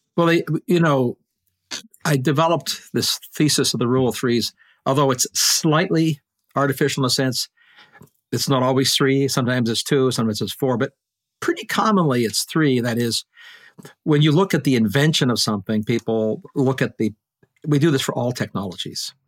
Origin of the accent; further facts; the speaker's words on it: Canada; now in Maine, United States; And I am a Canadian.